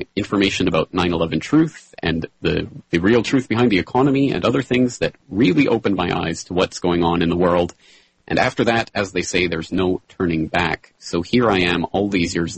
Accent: Calgary, Alberta, Canada; moved away as an adult; now in Japan; I am a Canadian. I was born and raised in the foothills of the Rocky Mountains in beautiful Calgary, Alberta

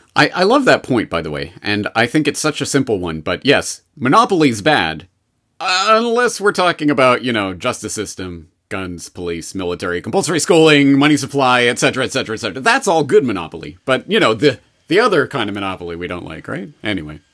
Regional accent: Canada; as a Canadian, I was brought up in the Canadian indoctrination system

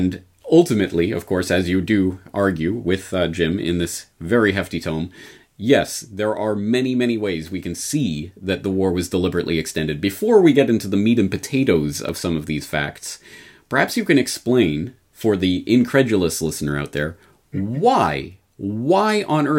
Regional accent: Canada; now in Japan; a Canadian in Japan

